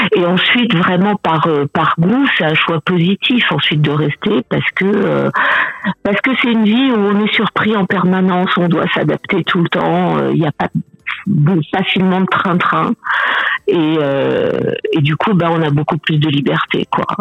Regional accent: Paris, Île-de-France, France; moved away as an adult; now in Cameroon; moi j'ai grandi à Paris

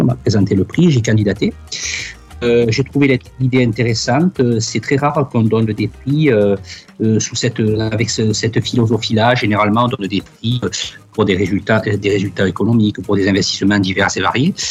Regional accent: Sainte-Cécile-les-Vignes, Provence-Alpes-Côte d'Azur, France; moved away as an adult; also born or lived in Occitanie; now in Douala, Cameroon; je suis natif euh, d'un petit village à côté de ce petit village qui s'appelle Sainte-Cécile-les-Vignes

